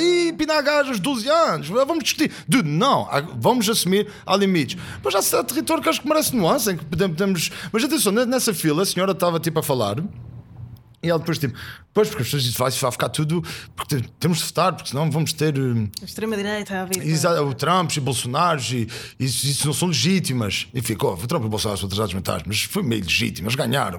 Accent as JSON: {"language": "Portuguese", "region": "Azores", "country": "Portugal", "said": "eu venho dos Açores, vejo que sou rural."}